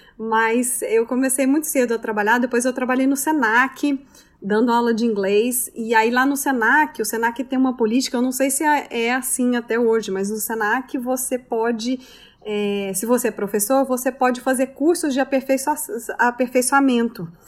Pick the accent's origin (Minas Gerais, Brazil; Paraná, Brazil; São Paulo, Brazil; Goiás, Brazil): Goiás, Brazil; Goiânia; moved away as an adult; also born or lived in Brasília / Paris, France; now in New York, United States; Eu sou de Goiânia, Goiás, então do centro né, do Brasil